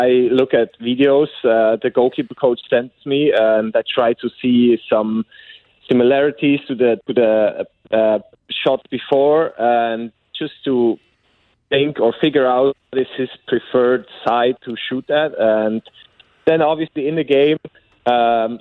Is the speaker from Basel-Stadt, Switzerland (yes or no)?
no; Bern, Switzerland; moved away as an adult; now in St. Louis, United States; I'm from Bern, SC Bern